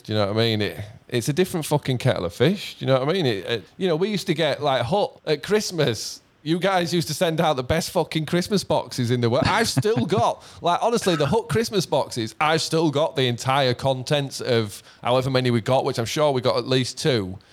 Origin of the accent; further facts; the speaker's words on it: Leeds, Yorkshire and the Humber, United Kingdom; in our town in Leeds